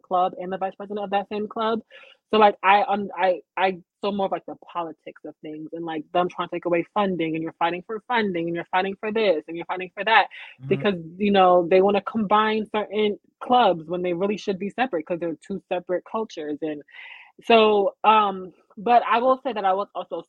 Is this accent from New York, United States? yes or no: yes; Uniondale, New York, United States; I grew up in Uniondale